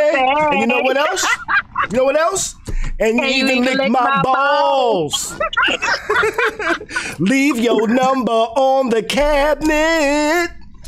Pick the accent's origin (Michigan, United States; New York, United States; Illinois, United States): New York, United States; New York City; now in Tampa, United States; I'm a Bronx nigga resided in Florida.